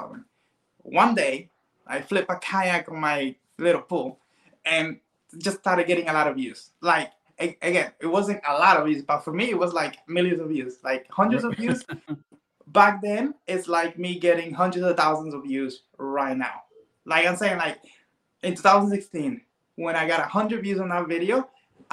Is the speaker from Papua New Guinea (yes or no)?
no; Cuba; now in Miami, United States; I'm Cuban, so I wasn't born here. I was born in Cuba. I came here like, 21 years ago